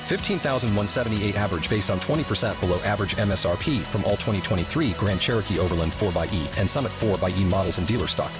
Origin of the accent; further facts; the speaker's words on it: Shepparton, Victoria, Australia; the tuck shop for me growing up in Shepparton in Victoria